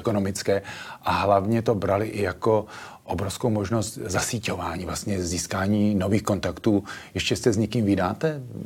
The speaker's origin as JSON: {"language": "Czech", "town": "Plzeň", "region": "Plzeň Region", "country": "Czechia", "tie": "born or raised there", "said": "Já jsem původem z Plzně"}